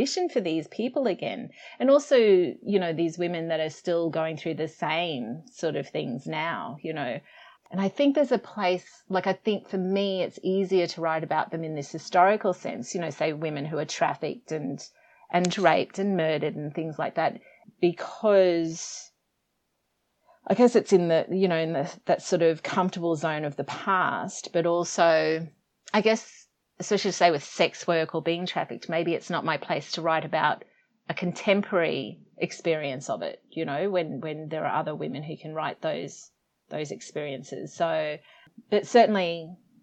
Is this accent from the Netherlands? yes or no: no; Australia; I was brought up in Australia